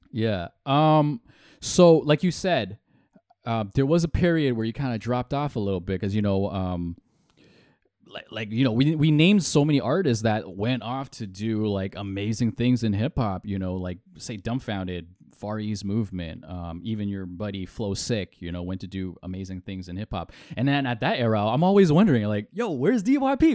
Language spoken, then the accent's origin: English; Hong Kong; I'm Chinese from Hong Kong.